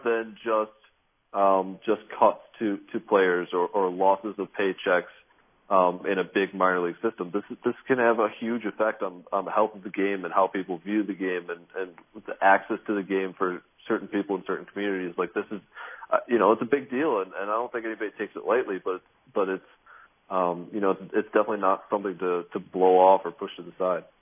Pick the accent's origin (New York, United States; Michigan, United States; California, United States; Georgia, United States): Michigan, United States; Grand Rapids; I grew up in Grand Rapids, Michigan